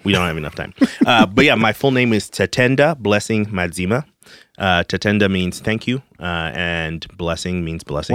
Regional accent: Zimbabwe; moved away as an adult; also born or lived in Denton, Texas; now in Texas, United States; I grew up in Zimbabwe, Africa

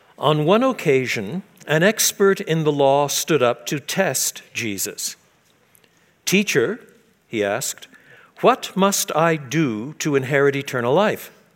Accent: Quebec, Canada; I was brought up in French Canada.

